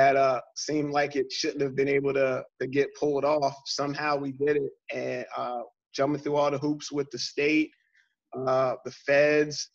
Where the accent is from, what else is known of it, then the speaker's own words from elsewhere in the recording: York, Pennsylvania, United States; this is my opportunity to come back to my hometown